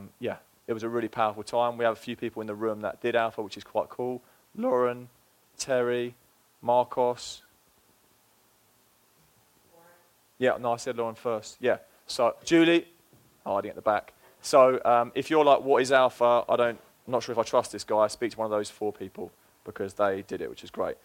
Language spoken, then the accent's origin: English; England, United Kingdom; moved away as an adult; now in Fall River, United States; It's been 3 years. I do live here now, and I am from England